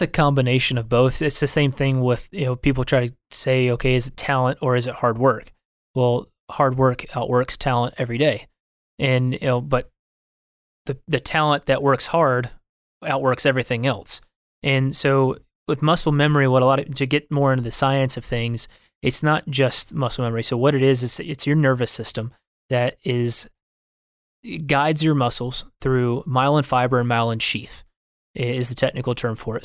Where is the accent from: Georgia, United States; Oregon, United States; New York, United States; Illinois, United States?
Georgia, United States; Eatonton; also born or lived in Port Charlotte, Florida; now in Texas, United States; I was born in Port Charlotte, Florida, but grew up in a little town called Eatonton, Georgia